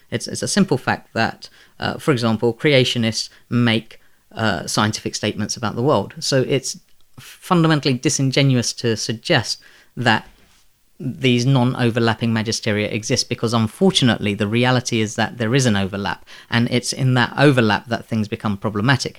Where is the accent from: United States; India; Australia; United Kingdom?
United Kingdom; London; also born or lived in Bangladesh; I was born in Bangladesh and raised by Muslim parents in, um, predominantly Muslim community in the Elephant and Castle